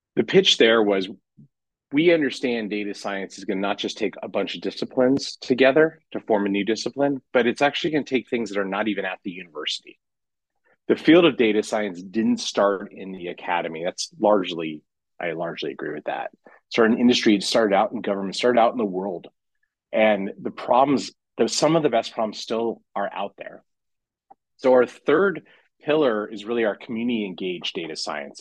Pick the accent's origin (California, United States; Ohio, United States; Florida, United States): California, United States; moved away as an adult; now in Chicago, United States; I come from California